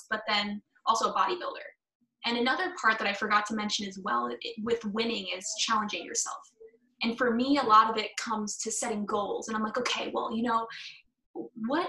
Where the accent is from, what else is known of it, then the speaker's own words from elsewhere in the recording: New York, United States; I'm from New York.